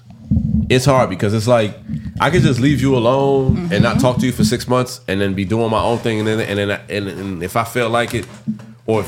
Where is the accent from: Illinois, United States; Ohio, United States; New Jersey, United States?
New Jersey, United States; West Orange; I'm from West Orange